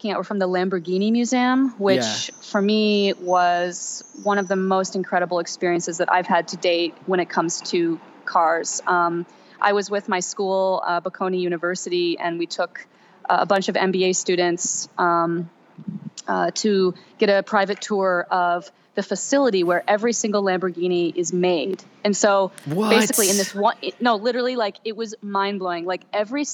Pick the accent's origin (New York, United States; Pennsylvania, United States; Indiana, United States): New York, United States; Ithaca; I was born and raised in Ithaca, New York